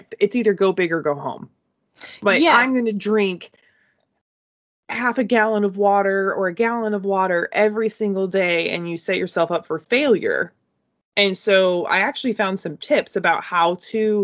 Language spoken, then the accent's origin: English; United States; I'm American